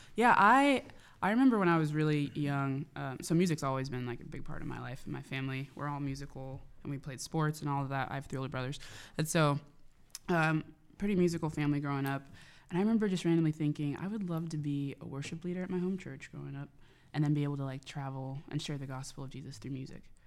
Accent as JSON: {"language": "English", "town": "Tulsa", "region": "Oklahoma", "country": "United States", "tie": "born or raised there", "said": "grew up in Tulsa, Oklahoma, the Bible Belt."}